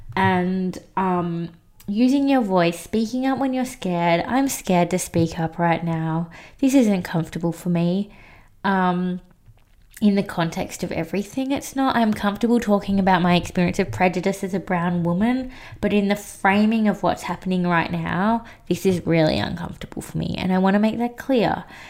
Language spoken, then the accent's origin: English; Australia; I was adopted as a little baby by a white family. And I grew up in Australia